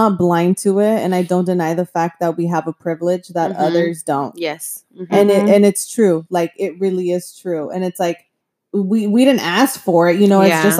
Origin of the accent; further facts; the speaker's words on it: United States; first language Spanish; English is a second language; I was born here, so I'm a U.S. citizen, but I don't say I'm like Mexican American.